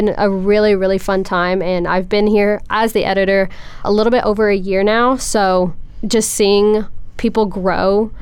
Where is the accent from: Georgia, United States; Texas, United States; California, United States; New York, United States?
Texas, United States; Arcola; moved away as an adult; now in Lubbock, United States; I am a senior from Arcola, Texas, down south in Houston